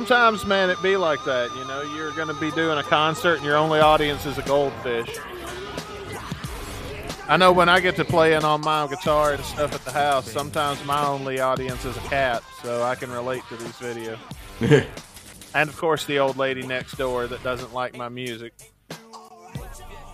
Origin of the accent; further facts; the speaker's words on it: Mississippi, United States; growing up in Mississippi